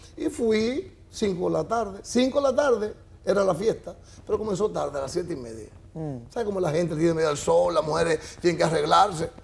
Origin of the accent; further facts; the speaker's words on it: La Vega, Dominican Republic; moved away as an adult; also born or lived in San Pedro de Macorís; yo soy de La Vega, tiene emisoras de radio